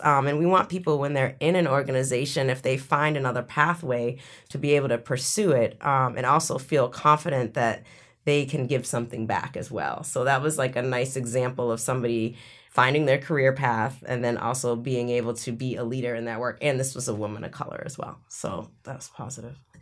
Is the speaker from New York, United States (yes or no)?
no; Boston, Massachusetts, United States; growing up in Boston